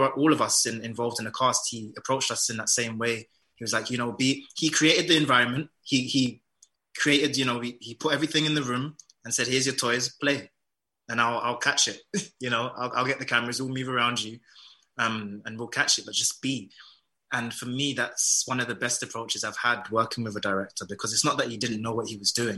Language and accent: English; London, United Kingdom; My culture is like, my heritage is Jamaican. I was born in London